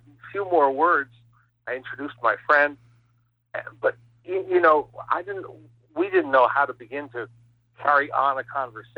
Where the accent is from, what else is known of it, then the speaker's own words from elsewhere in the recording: Teaneck, New Jersey, United States; I grew up in Teaneck, New Jersey, which is a very close-in suburb of Manhattan